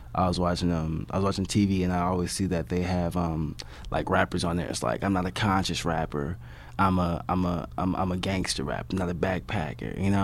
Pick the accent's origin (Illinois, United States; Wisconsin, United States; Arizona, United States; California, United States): California, United States; Compton; I'm from Compton, California, in Los Angeles, East Compton.